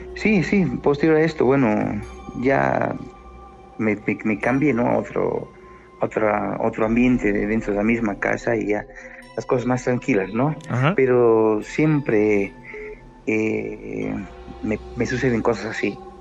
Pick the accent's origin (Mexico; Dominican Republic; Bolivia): Bolivia; now in Cochabamba, Bolivia; soy de Bolivia